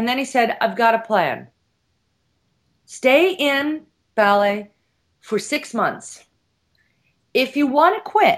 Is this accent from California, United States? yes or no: yes; San Diego, California, United States; moved away as an adult; also born or lived in San Francisco / Europe; I grew up in San Diego, and at 14, 15, I moved to San Francisco